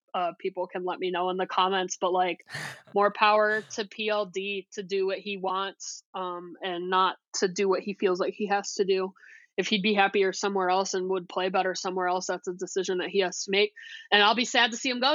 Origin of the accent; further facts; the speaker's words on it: Toledo, Ohio, United States; growing up in Toledo